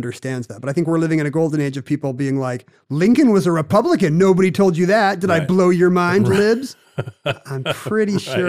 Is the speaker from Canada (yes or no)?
no; South Korea; When I grew up in South Korea, all the local TV channel run by the Army was the only English language TV we had.